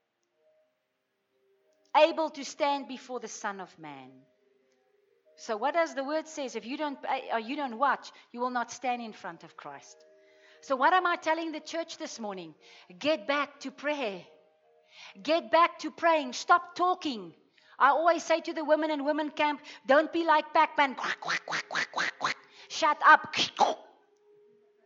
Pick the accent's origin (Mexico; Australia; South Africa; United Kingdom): South Africa; growing up in the Afrikaner culture and growing up in religion